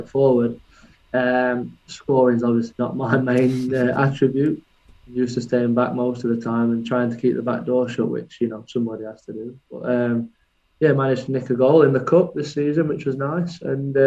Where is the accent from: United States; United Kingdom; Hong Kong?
United Kingdom; Worksop, East Midlands; my hometown of Worksop, just outside of Sheffield